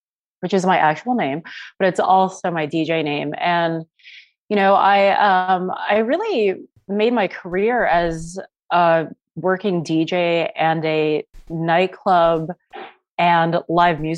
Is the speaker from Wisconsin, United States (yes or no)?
no; New York City, New York, United States; I grew up in Chinatown and, you know, went to various schools all over the city. And I am definitely a native New Yorker